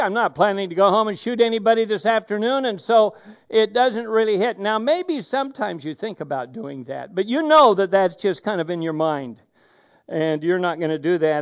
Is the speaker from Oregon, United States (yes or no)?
yes; Oregon, United States; moved away; I come from Oregon